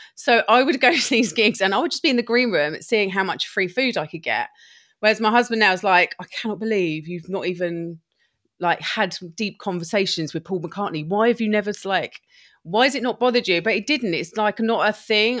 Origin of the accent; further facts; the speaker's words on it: Lewes, South East England, United Kingdom; moved away as an adult; also born or lived in Brighton / Shropshire; I'm from Lewis